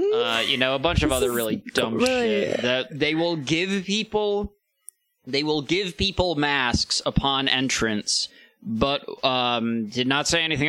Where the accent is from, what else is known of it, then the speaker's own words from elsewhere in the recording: East Lansing, Michigan, United States; I grew up in East Lansing